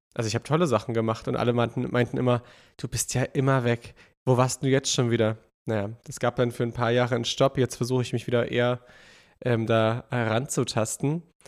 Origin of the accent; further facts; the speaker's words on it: Dresden, Saxony, Germany; Ich komme aus Dresden